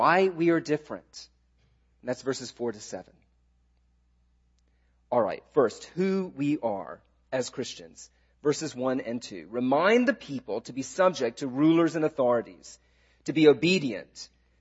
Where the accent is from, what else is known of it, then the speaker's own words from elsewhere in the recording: the South, United States; I'm a Southerner. I grew up in the South